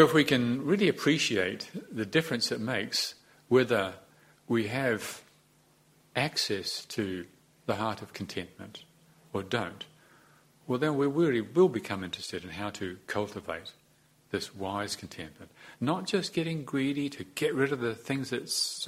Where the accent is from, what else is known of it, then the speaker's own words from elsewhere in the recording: New Zealand; Although we came from the English, a lot of us, we're not really like the English. We've got different ways of talking